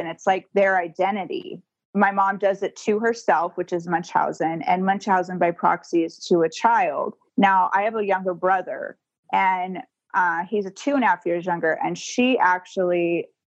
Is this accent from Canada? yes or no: no; Alabama, United States; also born or lived in Santa Barbara, California; now in Southern California, United States; I was born in Santa Barbara, but when I was 2 and a half is when we joined the cult. And so they moved us all to Alabama.